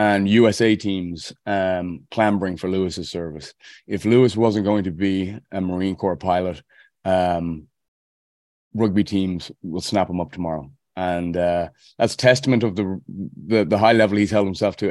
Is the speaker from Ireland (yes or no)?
yes; Dublin, Leinster, Ireland; moved away as an adult; now in Annapolis, United States; playing in Dublin, my hometown, on Friday, August 25th at Trinity College.